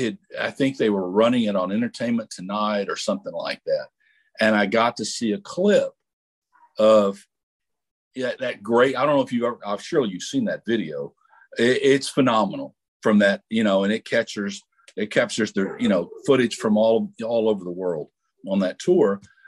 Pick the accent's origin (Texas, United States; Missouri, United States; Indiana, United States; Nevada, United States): Texas, United States; Well, I am from South Texas. I grew up in a small town about 45 minutes south of San Antonio, and we were exactly 100 miles from Laredo.